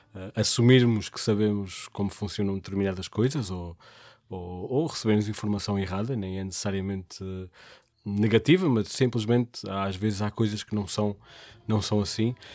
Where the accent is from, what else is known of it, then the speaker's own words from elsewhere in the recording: Portugal; nós sendo portugueses